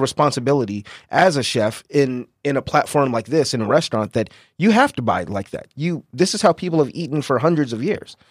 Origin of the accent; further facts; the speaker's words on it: San Diego, California, United States; I'm born and raised here in San Diego